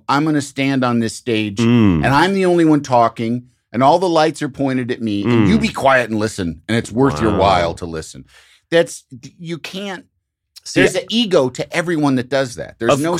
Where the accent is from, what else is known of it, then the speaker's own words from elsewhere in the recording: Midwest, United States; Yes, I feel that same thing.